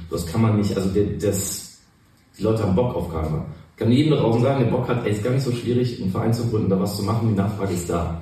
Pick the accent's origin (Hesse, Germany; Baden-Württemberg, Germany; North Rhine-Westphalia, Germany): North Rhine-Westphalia, Germany; Cologne; Ich bin in Pochts geboren mhm. und dann die ganze Zeit auf der Schelsig eigentlich unterwegs gewesen und da aufgewachsen.